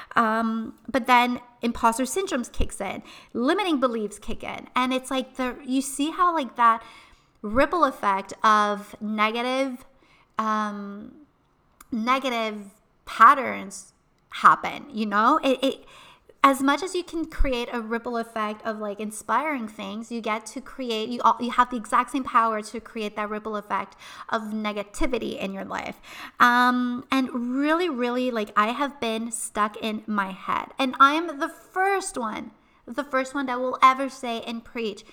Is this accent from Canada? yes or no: yes; Montreal, Quebec, Canada; we are originally from Montreal